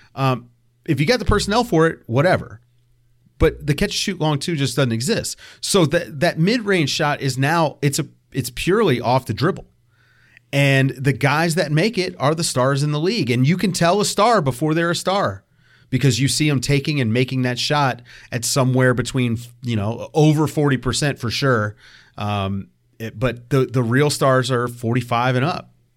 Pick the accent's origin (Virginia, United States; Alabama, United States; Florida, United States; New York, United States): Virginia, United States; Richmond; I'm from Richmond, so like the DMV, that's that's my area